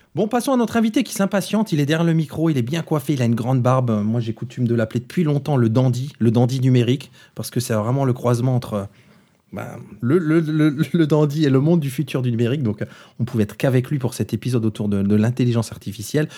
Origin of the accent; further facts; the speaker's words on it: Moselle, Grand Est, France; comme on dit chez moi, du, côté de chez moi en Moselle